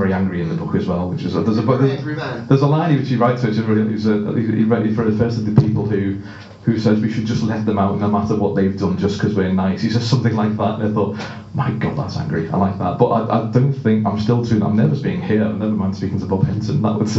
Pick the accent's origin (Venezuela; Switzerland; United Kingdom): United Kingdom; Northern England; because I'm from the north, I speak very quickly as well